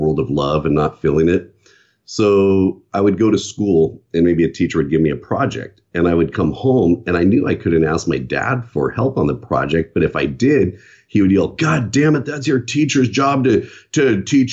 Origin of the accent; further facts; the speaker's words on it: Southern California, United States; also born or lived in San Bernardino, California; I was born in San Bernardino, California, and I have one sister.